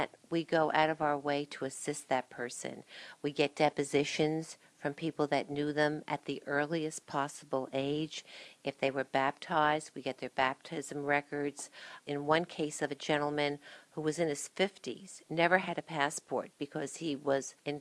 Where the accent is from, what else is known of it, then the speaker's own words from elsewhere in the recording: Springfield, New Jersey, United States; I'm a lifelong Union County resident. I grew up in Springfield